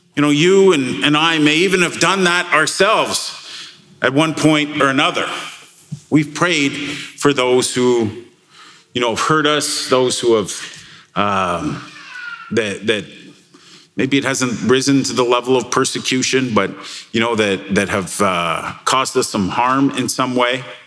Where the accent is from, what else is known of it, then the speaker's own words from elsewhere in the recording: Canada; we're Canadian